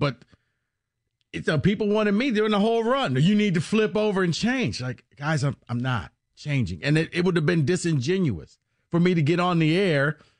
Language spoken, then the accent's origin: English; Detroit, Michigan, United States; Look, I'm from Detroit, and yeah, I just, like I said, when I started following football, I was like, okay, I didn't know anything about it.